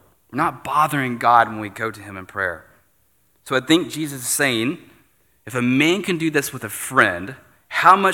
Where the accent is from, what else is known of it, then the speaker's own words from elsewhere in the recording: United States; as an American